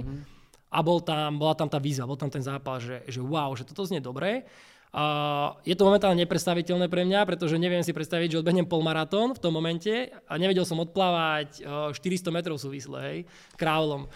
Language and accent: Slovak; Bratislava, Bratislava Region, Slovakia; ja som z Bratislavy